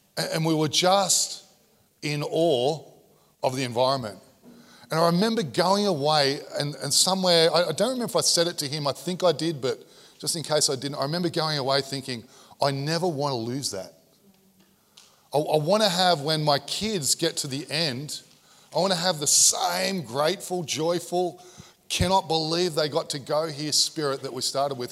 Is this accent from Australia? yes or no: yes; Sydney, New South Wales, Australia; I grew up in Sydney's equivalent of Coldale